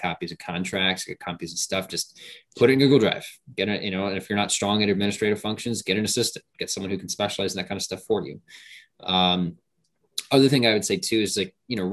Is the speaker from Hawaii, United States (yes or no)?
yes; Hawaii, United States; moved away as an adult; now in Puerto Rico; I grew up in Hawaii. My dad was military, so I was born there. We moved, and then we ended up, you know, moving back. So I spent the majority of my years out there in Hawaii.